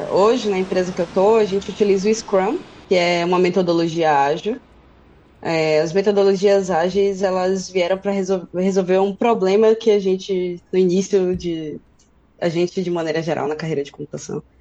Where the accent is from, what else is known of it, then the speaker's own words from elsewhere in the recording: Feira de Santana, Bahia, Brazil; now in Berlin, Germany; eu moro aqui em Berlim já tem um pouco mais de um ano, mas eu sou do interior da Bahia, de Feira de Santana.